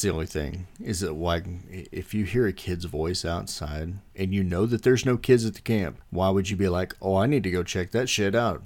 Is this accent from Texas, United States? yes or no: yes; Texas, United States; I grew up in Texas with rattlesnakes and copperheads